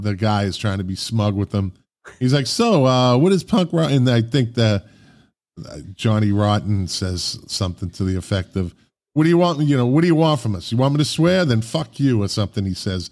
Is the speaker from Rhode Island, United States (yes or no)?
no; Boston, Massachusetts, United States; moved away; I grew up in Boston.